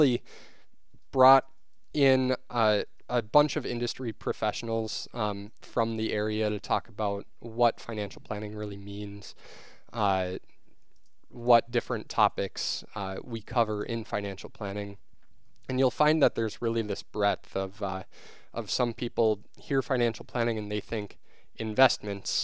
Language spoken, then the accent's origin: English; New Richmond, Wisconsin, United States; also born or lived in Eau Claire, Wisconsin; I grew up here in Western Wisconsin in New Richmond